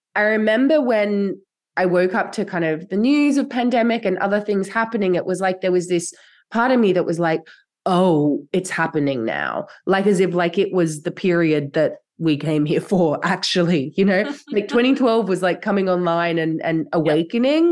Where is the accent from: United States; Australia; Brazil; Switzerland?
Australia; now in Europe; My ancestry is like from here in Europe, which I actually now live. I grew up in Australia